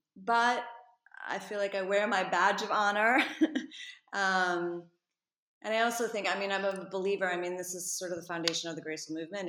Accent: New York City, New York, United States; moved away as an adult; now in Paris, France; I grew up in New York City, born and raised. And I'm an only child, and I was a classic dancer. So I grew up as a classic ballet dancer in New York.

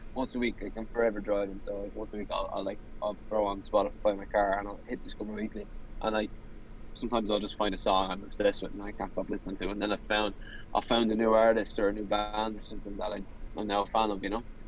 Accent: Ireland

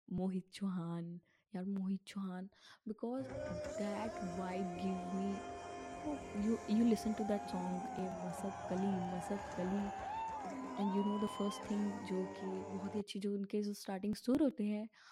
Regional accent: Punjab, India; मैं पंजाब से हूँ

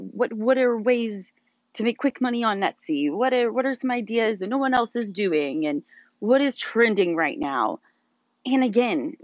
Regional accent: Louisville, Kentucky, United States; moved away as an adult; now in Dallas, Georgia, United States; We are originally from Louisville, Kentucky, born and raised

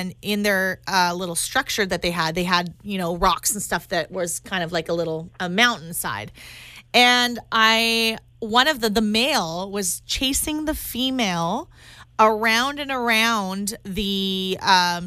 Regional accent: Kootenays, British Columbia, Canada; moved away; I grew up in I was born in the Kootenais

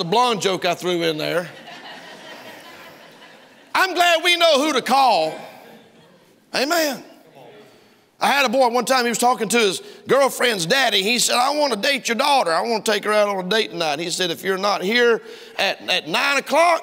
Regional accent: United States; I'm an American

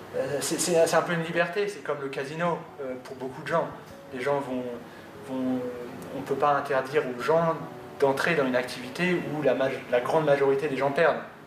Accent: France; nous en tant que, que Français

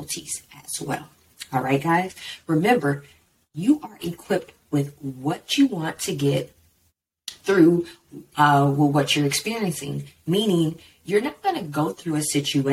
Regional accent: Texas, United States; growing up in Texas in my mind frame of I'm from Texas and Texas is everything

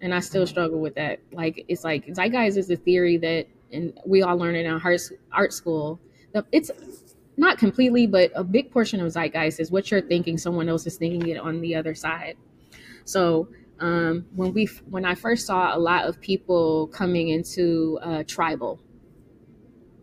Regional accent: Michigan, United States; now in Chicago, United States; I'm from Michigan. I'm from a little small college town. I came here to Chicago

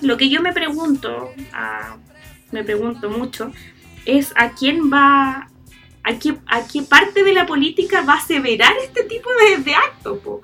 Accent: Chile; nosotros como chilenos

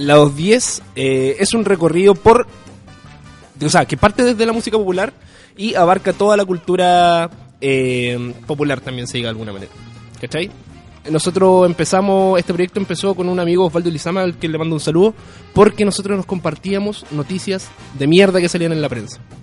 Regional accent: Puente Alto, Santiago Metropolitan Region, Chile; Yo nací en Puente Alto y siempre he sido muy arraigado a lo que tiene que ver con la periferia

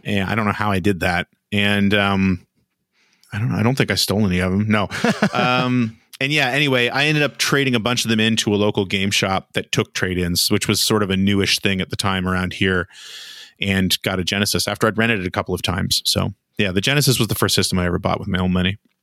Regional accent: Nova Scotia, Canada; where I was from, uh, which is in Nova Scotia, you didn't have a whole lot of opportunities

